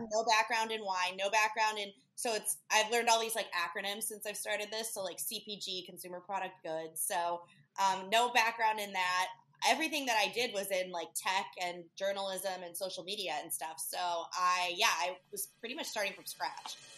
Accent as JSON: {"language": "English", "town": "Chicago", "region": "Illinois", "country": "United States", "also_born_or_lived": "Key West / Lake Tahoe", "moved": "as an adult", "lives_now": "Hermosa Beach, United States", "said": "originally, I'm from Chicago, but I ended up here um, after the pandemic"}